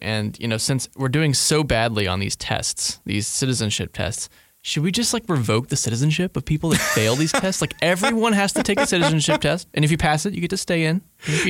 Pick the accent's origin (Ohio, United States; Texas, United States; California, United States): Texas, United States; As a Texan